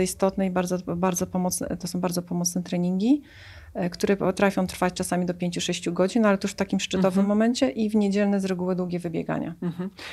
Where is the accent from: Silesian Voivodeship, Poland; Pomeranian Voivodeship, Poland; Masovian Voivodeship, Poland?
Pomeranian Voivodeship, Poland; Tricity; Paradoksalnie pochodzę z nadmorza, bo jestem z Trójmiasta.